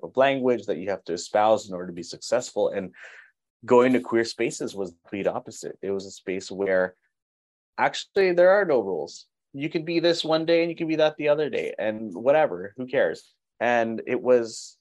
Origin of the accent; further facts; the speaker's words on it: Pomona area, Southern California, United States; I had a tenured job offer at the school I'm at, Cal Poly Pomona